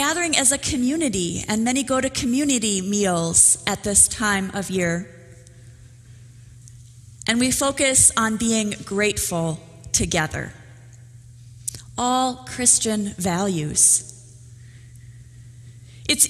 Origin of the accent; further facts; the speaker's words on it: Minnesota, United States; I come from Minnesota